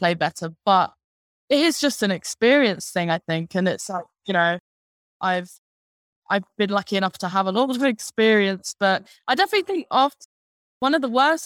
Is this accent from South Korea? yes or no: no; Dunstable, East of England, United Kingdom; moved away as an adult; now in London, United Kingdom; I was born in Dunstable.